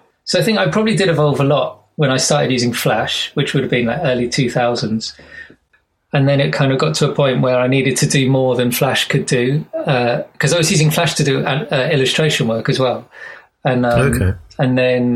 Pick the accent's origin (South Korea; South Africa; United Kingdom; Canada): United Kingdom; Surrey and London, South East England; moved away as an adult; now in Frome, United Kingdom; I'm from Surrey and London